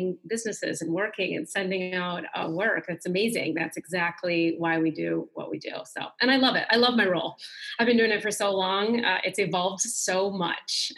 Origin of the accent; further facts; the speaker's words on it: Michigan, United States; now in Atlanta, United States; I'm originally from Michigan, but I'm here now near Atlanta, Georgia. Been here for quite some time, 10 plus years